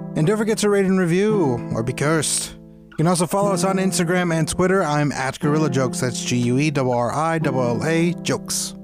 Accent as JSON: {"language": "English", "country": "United States", "said": "as an American a person of color"}